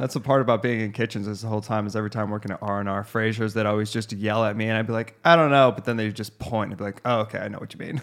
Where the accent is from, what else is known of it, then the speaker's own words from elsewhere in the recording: Scottsdale, Arizona, United States; I'm from Scottsdale, it's pretty vanilla down here